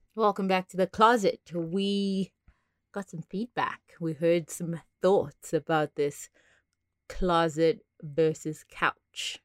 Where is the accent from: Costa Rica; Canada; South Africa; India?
South Africa; now in Las Vegas, United States; I am South African-born, Vegas living person